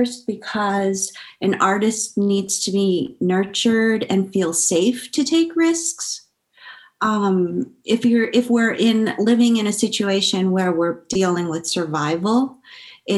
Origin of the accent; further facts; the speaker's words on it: San Francisco, California, United States; I grew up in San Francisco, but oddly enough, I also went to a bilingual Spanish elementary school